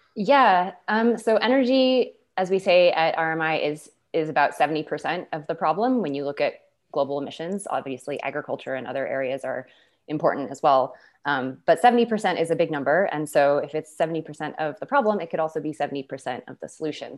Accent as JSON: {"language": "English", "town": "Boulder", "region": "Colorado", "country": "United States", "tie": "born or raised there", "said": "I was born and raised in Boulder."}